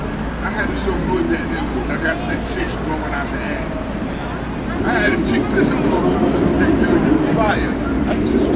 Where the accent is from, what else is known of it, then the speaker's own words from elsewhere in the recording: New York City, New York, United States; I'm born and raised in New York, man. I'm 16.